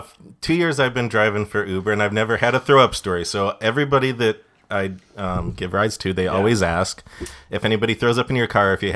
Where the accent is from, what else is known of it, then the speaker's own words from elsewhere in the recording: Detroit, Michigan, United States; moved away; also born or lived in Redford, Michigan; I'm from the Detroit area, the suburbs.